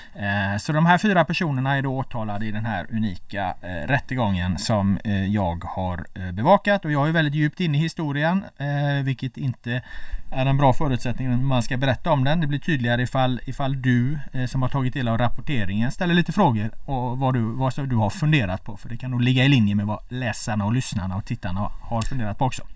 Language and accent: Swedish; Gothenburg, Västra Götaland, Sweden; now in Stockholm, Sweden; jag är från Göteborg